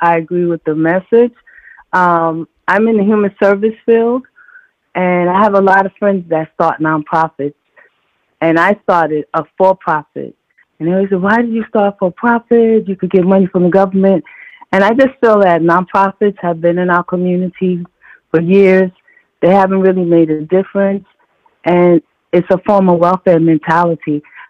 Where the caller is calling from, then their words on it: Savannah, Georgia, United States; I'm calling from New York. I'm actually calling from Savannah.